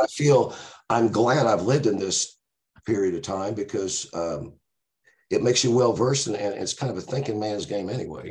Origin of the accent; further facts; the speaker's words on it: Tulsa, Oklahoma, United States; moved away as an adult; also born or lived in Los Angeles; growing up in Tulsa